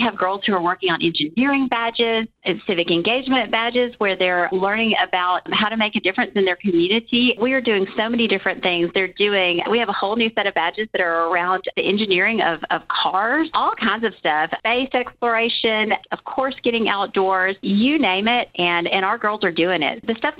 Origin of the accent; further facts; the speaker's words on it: Southern Alabama, United States; I am from Southern Alabama and was a Girl Scout as a girl here.